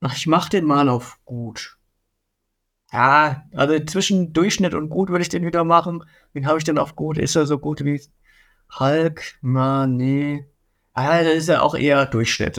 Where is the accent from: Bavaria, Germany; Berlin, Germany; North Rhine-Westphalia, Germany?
Bavaria, Germany; ich komme aus Bayern.